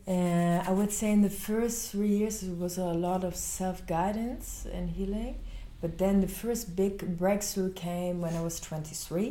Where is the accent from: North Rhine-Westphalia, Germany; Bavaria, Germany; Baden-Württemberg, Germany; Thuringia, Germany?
North Rhine-Westphalia, Germany; Cologne; I grew up in Cologne